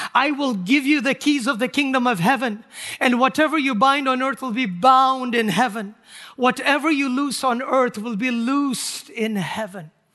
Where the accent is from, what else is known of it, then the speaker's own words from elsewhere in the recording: Nagaland, India; moved away as an adult; I was born and raised in India the first, uh, twenty years of my life. Our people were called Nagas